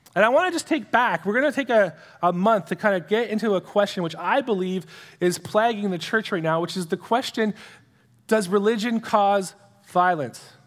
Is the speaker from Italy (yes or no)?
no; Canada; as a Canadian citizen